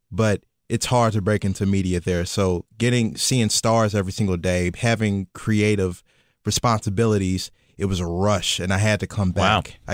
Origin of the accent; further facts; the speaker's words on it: Kentucky, United States; moved away as an adult; now in New York City, United States; I'm from the South, y'all. Kentucky. If you can't tell by the accent. Uh, born and raised. I'm 26 years old.